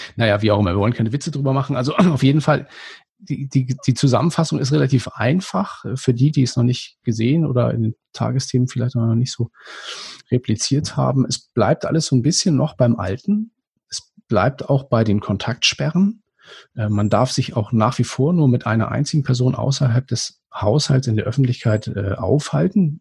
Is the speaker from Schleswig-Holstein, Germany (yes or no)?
yes; Schleswig-Holstein, Germany; als Norddeutscher erschüttert hat, es gibt bei uns in, äh, in Schleswig-Holstein